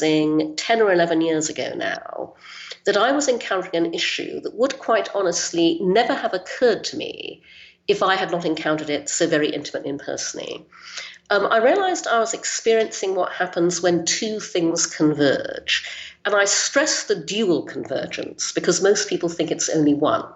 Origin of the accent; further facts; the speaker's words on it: Brunei; also born or lived in United Kingdom; I was born in the UK, but when I was six, we moved to Brunei in Borneo, so I grew up there in Asia.